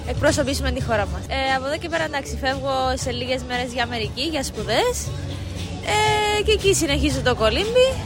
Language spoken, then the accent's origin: Greek; Limassol, Limassol District, Cyprus; είμαι από Κύπρο, Λεμεσό συγκεκριμένα.